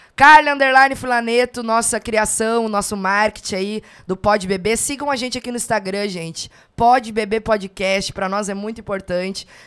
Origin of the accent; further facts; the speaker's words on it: Rio Grande do Sul, Brazil; moved away as an adult; now in Goiânia, Brazil; eu sou daqui, né, daqui do Rio Grande do Sul